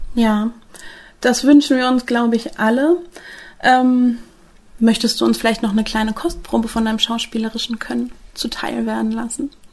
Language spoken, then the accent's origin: German; Northern Germany, Germany; jetzt als Norddeutsche